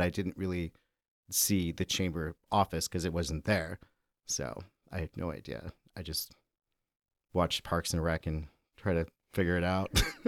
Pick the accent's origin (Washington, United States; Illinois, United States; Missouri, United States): Illinois, United States; Chicago; grew up on the northwest side of Chicago